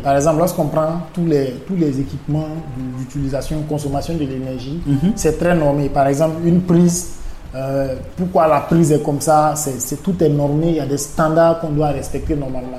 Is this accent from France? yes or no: no; Burkina Faso; first language Mooré; French is a second language; ma langue maternelle, c'est le, le moré de, l'ethnie Mossi du Burkina Faso